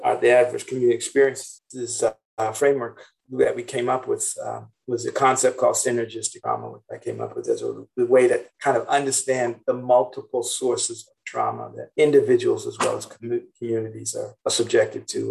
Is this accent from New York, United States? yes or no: no; Boston, Massachusetts, United States; now in San Francisco, United States; I grew up in Roxbury, which is part of Boston.